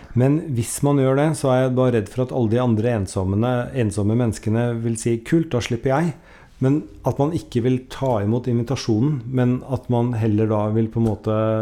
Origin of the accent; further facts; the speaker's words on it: Norway; hun og vi er nordmenn